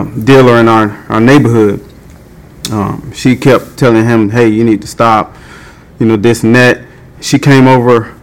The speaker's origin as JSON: {"language": "English", "town": "Atlanta", "region": "Georgia", "country": "United States", "tie": "born or raised there", "said": "I grew up in East Lake Meadows. Me and my brothers and sisters, we grew up there"}